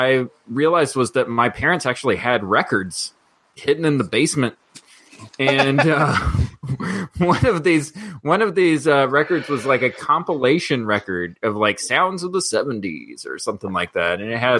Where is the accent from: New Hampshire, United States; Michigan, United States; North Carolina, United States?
North Carolina, United States; and where I grew up in North Carolina